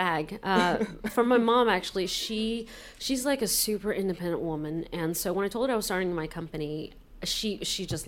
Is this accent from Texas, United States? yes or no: no; Georgia, United States; moved away; also born or lived in Taiwan / London / China; I was born in Taiwan, but my family moved here when I was 6, and I was raised in the South, Georgia, to be exact.